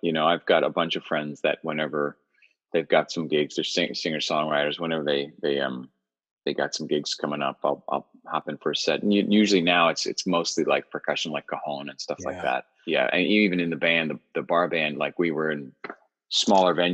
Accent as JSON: {"language": "English", "town": "New York City", "region": "New York", "country": "United States", "tie": "born or raised there", "also_born_or_lived": "Long Island, New York", "said": "I was raised in New York City, and then we moved to the suburbs"}